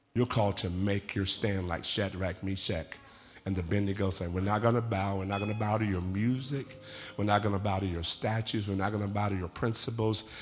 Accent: Central San Joaquin Valley, California, United States; I'm from the Central San Joaquin Valley. Out of my back door are almond orchards for as far as the eyes can see.

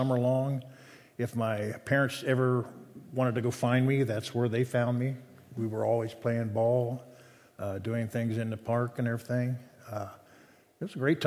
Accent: Hamilton, Ohio, United States; Hamilton, Ohio

